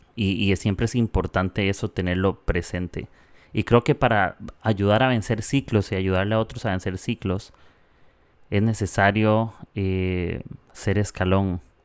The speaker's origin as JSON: {"language": "Spanish", "country": "Costa Rica", "moved": "as an adult", "lives_now": "Peru", "said": "soy de Costa Rica. Ahorita estoy en Perú un tiempo, pero eh, soy de Costa Rica"}